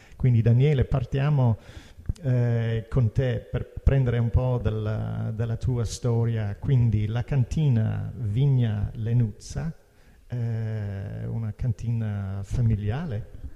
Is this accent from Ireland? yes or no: yes; Ireland; Italian is a second language; now in Italy; Irlanda, da dove vengo io